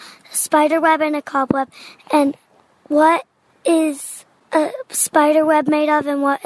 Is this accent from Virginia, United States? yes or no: yes; Barboursville, Virginia, United States; I'm 7 years old, and I'm from Barboursville, Virginia